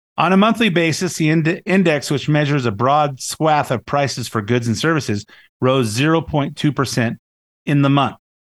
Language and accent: English; Lakewood, California, United States; I grew up in Lakewood, in uh, the Long Beach area, L.A. County